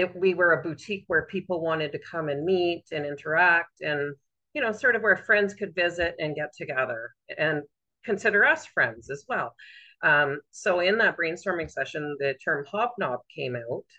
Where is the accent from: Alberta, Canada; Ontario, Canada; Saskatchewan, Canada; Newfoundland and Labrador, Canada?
Ontario, Canada; Southern; moved away as an adult; now in Renfrew, Canada; I always lived in Southern Ontario until we moved here permanently, and I was in my late 20s at that point.